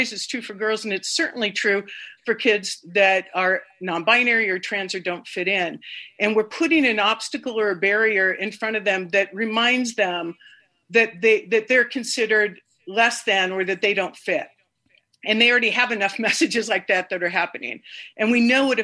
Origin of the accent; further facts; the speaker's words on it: Bay Area, California, United States; I grew up in California. I grew up in the Bay Area